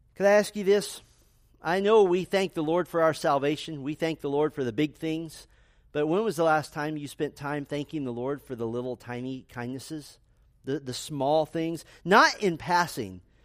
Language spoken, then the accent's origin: English; United States; being American Christians